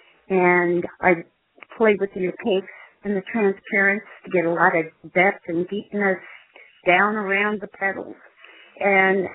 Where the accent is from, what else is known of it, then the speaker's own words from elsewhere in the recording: Midwest, United States; I was born and raised in the Midwest